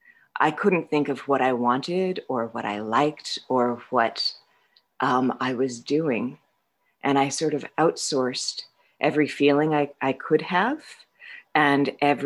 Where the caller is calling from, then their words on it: Vermont, United States; I'm an alcoholic. I'm calling from Vermont